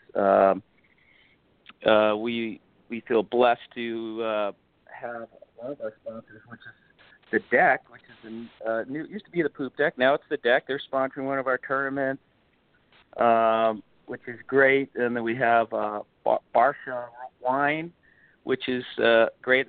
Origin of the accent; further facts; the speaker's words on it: South Bay, California, United States; I grew up here in California